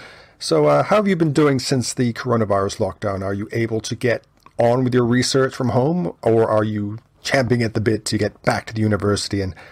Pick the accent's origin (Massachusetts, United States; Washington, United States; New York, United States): Massachusetts, United States; near Boston; moved away; I grew up very near Boston